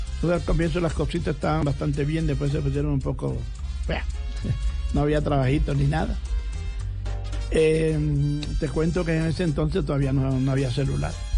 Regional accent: Costeño, Caribbean coast, Colombia; un tosteño bastante raro

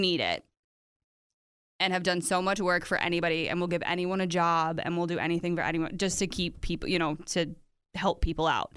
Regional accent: United States

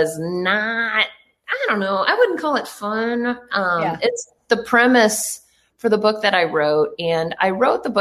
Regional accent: Canada; I was born in Canada

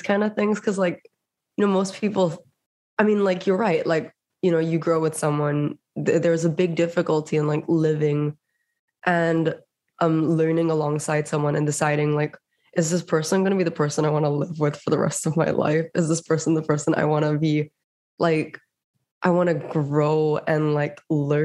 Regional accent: Singapore; moved away; I grew up in Singapore

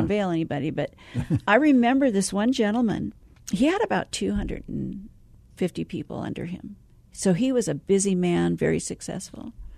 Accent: San Francisco Bay Area, California, United States; moved away as an adult; also born or lived in Arizona; I'm originally from the Bay Area

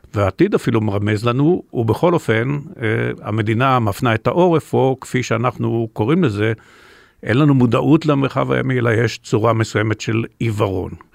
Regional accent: Israel; אני דווקא בן מושב

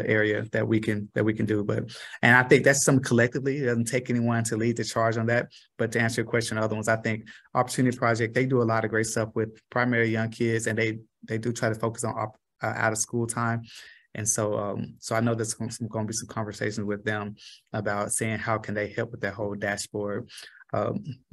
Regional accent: Los Angeles, California, United States; moved away as an adult; now in Tulsa, United States; I'm from South Central

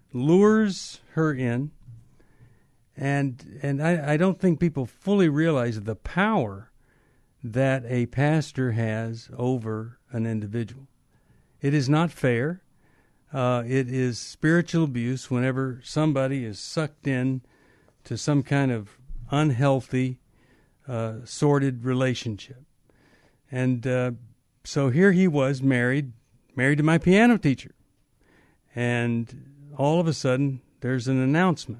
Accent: Texas, United States; I was growing up in Texas

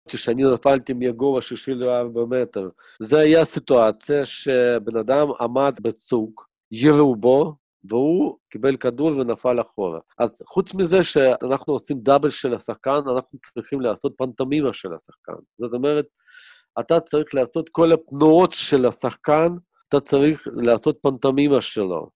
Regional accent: Kyiv, Ukraine; now in Israel; אני נולדתי בכיף, הייתה לנו סטודיה של דובז'ן

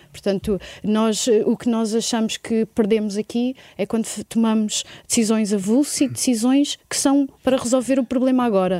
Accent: Portugal; na nossa identidade, eh, na nossa construção como portugueses

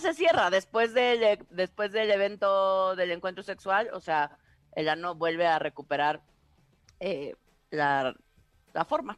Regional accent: Tabasco, Mexico; en mi pueblo, en Tabasco

